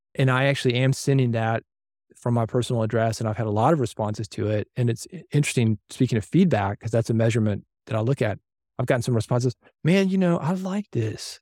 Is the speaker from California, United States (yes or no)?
no; Nashville, Tennessee, United States; as a kid growing up in Nashville